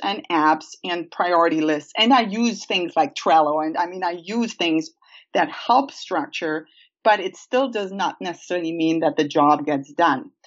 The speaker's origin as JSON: {"language": "English", "country": "Germany", "tie": "born or raised there", "moved": "yes", "said": "I grew up in Germany uh, on a family farm"}